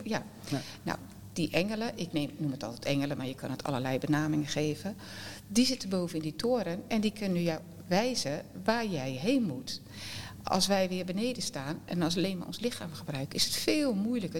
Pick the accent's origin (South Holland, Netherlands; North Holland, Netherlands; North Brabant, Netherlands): South Holland, Netherlands; Westland; Wij zijn Westlanders